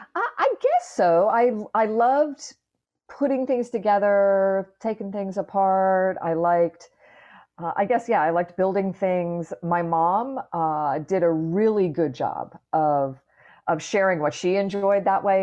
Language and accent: English; Clearwater, Florida, United States; up in Clearwater, Florida, which is just up the road from where I am right now